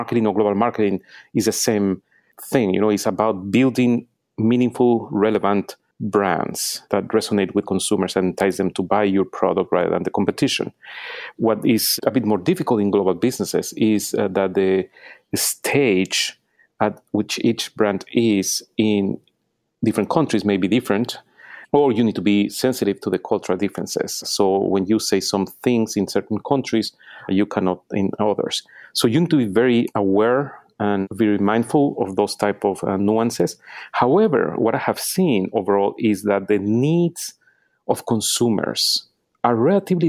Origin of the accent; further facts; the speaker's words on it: Mexico City, Mexico; moved away as an adult; also born or lived in Austin, Texas, United States / Venezuela; now in New York City, United States; I'm from Mexico City